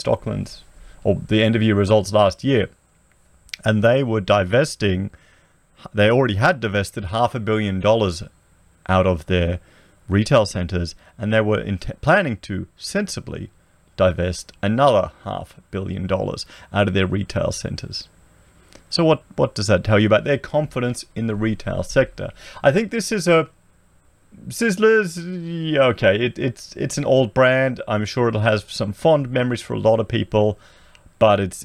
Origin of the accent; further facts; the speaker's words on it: Coldstream, Victoria, Australia; I remember being a child in the 80s, growing up in Victoria. We were out at Coldstream, near Dandenong and Lilydale